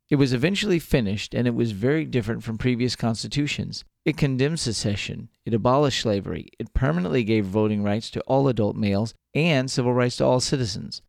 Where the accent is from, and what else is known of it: Texas, United States; born or raised there